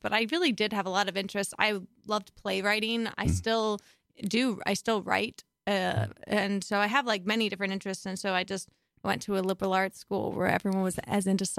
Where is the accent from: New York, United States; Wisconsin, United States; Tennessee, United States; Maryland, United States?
Maryland, United States; Baltimore; moved away; No, I'm from Baltimore originally.